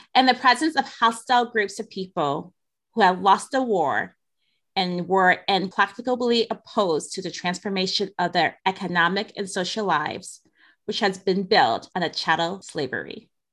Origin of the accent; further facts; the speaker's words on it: Detroit, Michigan, United States; growing up in Detroit